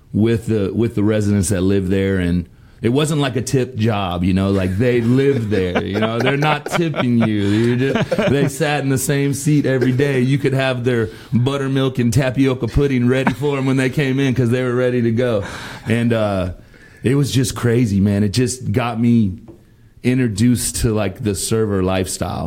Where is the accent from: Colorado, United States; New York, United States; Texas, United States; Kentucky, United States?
Texas, United States; Friendswood; born and raised native Texan. I grew up in Friendswood